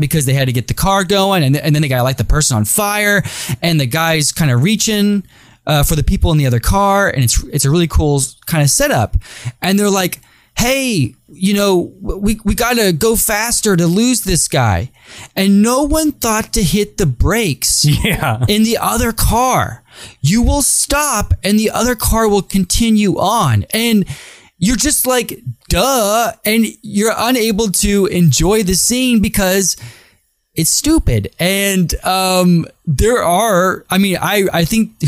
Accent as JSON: {"language": "English", "region": "Texas", "country": "United States", "said": "I'm from Texas"}